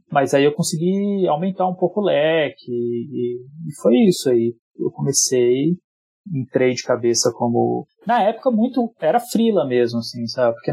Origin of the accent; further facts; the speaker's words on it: São Paulo, Brazil; born there; Eu nasci aqui em São Paulo. A minha família inteira é do Nordeste, ela é do Ceará. Para ser mais específico ainda, é do Crato.